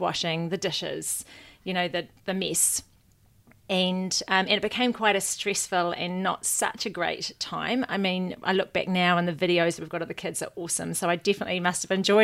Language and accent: English; Waikato, New Zealand; also born or lived in Hamilton, New Zealand / London, United Kingdom; I grew up in the Waikato, left school, went to Hamilton